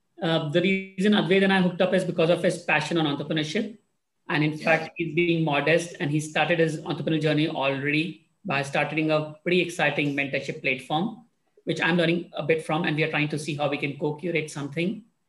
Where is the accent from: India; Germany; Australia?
India; I was born and raised in India. I grew up in a family. My dad was in Indian Armed Forces, so I moved around quite a bit in my first 15 or 18 years.